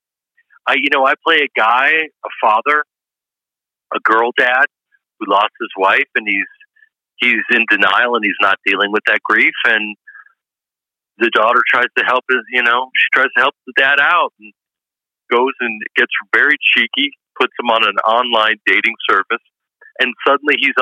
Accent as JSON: {"language": "English", "town": "Chicago", "region": "Illinois", "country": "United States", "said": "I'm from Chicago and we always believe."}